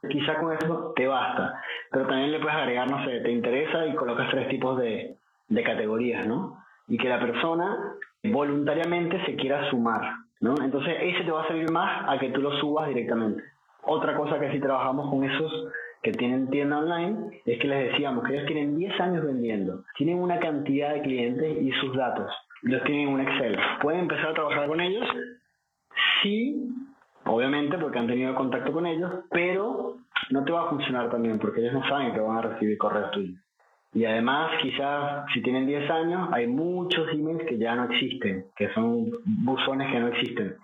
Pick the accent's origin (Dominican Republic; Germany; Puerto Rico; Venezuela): Venezuela; now in Argentina; Soy venezolano, pero vivo en Argentina